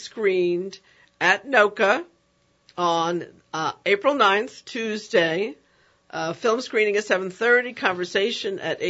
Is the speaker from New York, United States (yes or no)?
yes; New York, United States; now in New Orleans, United States; I'm from New York, and New York is a powerful place